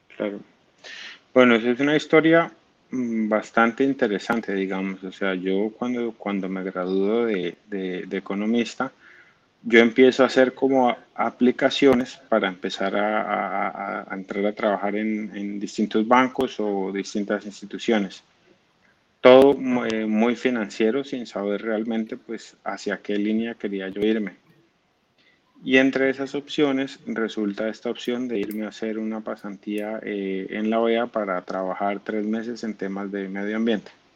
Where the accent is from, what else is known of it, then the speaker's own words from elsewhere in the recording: Cúcuta, Norte de Santander, Colombia; moved away as an adult; also born or lived in Bogotá; yo digo que soy cucuteño pero en realidad yo soy de Bogotá, yo nací en Bogotá.